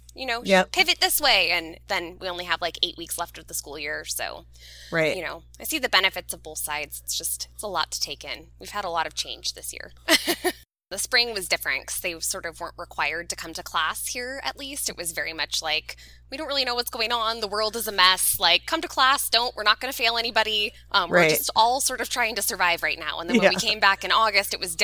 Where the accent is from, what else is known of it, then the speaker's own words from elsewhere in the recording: Southern California, United States; I'm a Southern California girl through and through. I've only ever lived in Southern California